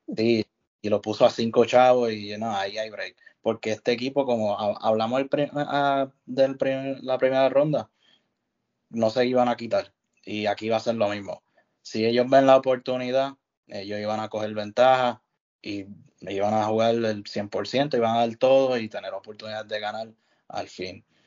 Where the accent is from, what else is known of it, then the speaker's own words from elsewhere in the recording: Puerto Rico; somos de Puerto Rico